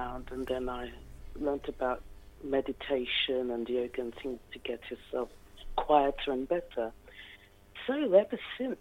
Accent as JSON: {"language": "English", "region": "London", "country": "United Kingdom", "tie": "born or raised there", "said": "I grew up in London. My parents are from St. Lucia in the Caribbean, and I was brought up in the East End of London"}